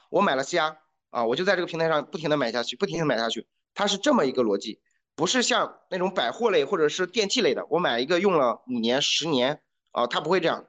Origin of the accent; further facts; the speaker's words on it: China; 我们中国人